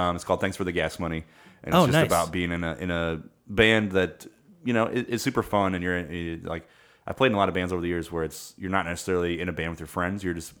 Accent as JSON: {"language": "English", "town": "Kewanee", "region": "Illinois", "country": "United States", "tie": "born or raised there", "moved": "yes"}